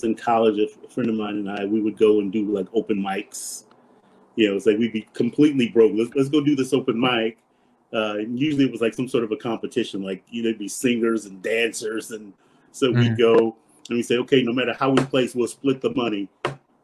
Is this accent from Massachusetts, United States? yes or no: no; Compton, California, United States; I grew up in Compton, California